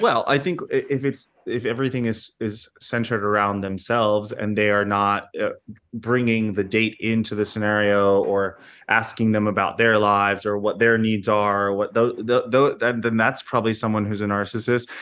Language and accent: English; United States; an American who visits the U K quite frequently